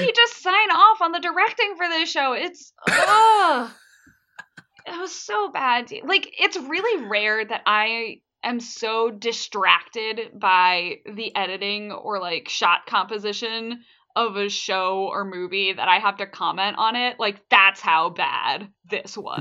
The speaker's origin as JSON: {"language": "English", "country": "United States", "said": "as an American"}